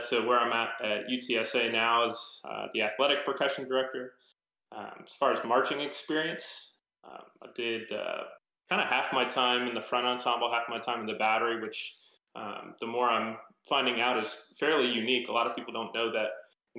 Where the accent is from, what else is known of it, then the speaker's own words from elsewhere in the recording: Monroeville, Pennsylvania, United States; moved away as an adult; also born or lived in Houston, Texas; now in San Antonio, United States; grew up in Monroeville, Pennsylvania, which is kind of a suburb of Pittsburgh.